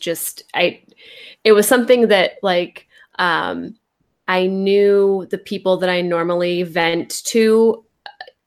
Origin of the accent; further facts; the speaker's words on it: California, United States; I'm from California